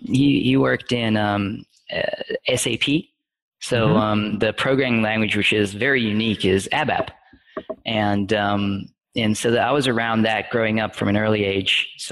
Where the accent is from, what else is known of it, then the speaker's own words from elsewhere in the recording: South Africa; accent: mid-Atlantic; Right. Yeah. It's my accent, I would say, is mid-Atlantic.